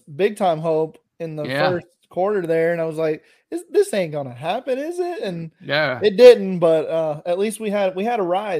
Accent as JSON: {"language": "English", "region": "the Dakotas", "country": "United States", "tie": "born or raised there", "said": "And so I grew up in the Dakotas, but diehard Steelers fan since little, just because dad was from the Berg."}